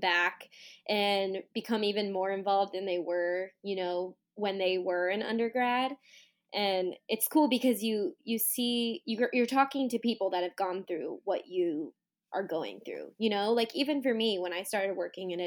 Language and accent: English; California, United States; moved away; I'm from California